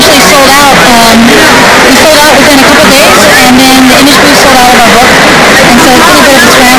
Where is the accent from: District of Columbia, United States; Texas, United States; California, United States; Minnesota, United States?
California, United States; San Diego; We're all from San Diego